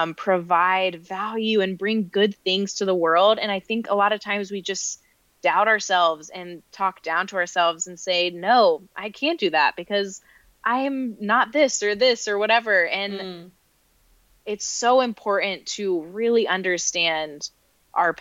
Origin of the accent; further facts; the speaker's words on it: North Carolina, United States; moved away; also born or lived in New York City / Rochester, New York; I grew up in the South in North Carolina